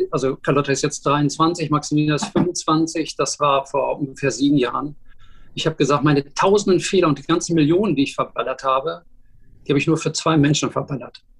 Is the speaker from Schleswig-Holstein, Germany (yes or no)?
no; Dortmund, North Rhine-Westphalia, Germany; moved away as an adult; also born or lived in Düsseldorf; now in Hamburg, Germany; Ich bin Dortmunder Junge, zuletzt habe ich in Düsseldorf gewohnt, in Kaiserswerth